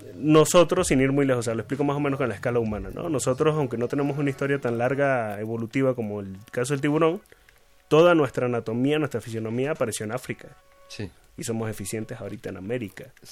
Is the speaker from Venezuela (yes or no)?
yes; Venezuela; now in Mexico; en mi tierra, en, Venezuela